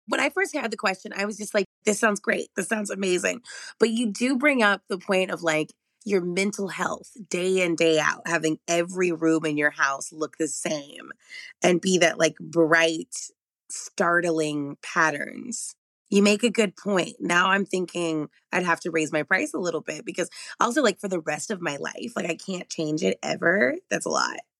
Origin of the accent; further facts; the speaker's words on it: Arlington, Texas, United States; moved away as an adult; also born or lived in Dallas, Texas; now in Los Angeles, United States; I was very lucky to grow up in Texas